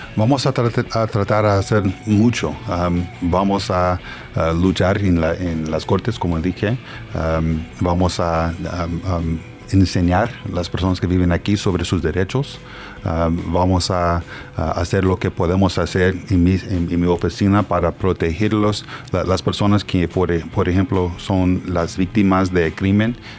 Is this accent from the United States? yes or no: yes; Dallas, Texas, United States; Spanish is a second language; moved away; also born or lived in Puebla, Mexico; yo nací en Dallas, Texas